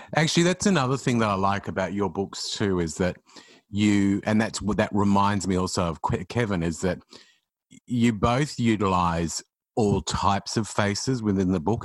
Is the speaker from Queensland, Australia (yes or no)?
yes; Queensland, Australia; moved away as an adult; also born or lived in Sydney; I moved to Sydney when I was from Queensland when I was about nineteen